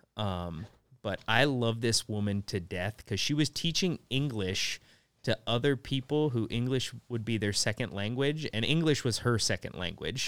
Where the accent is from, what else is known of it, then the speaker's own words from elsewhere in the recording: Nebraska, United States; moved away as an adult; also born or lived in South Korea; everyone in Nebraska has a truck, but I didn't have one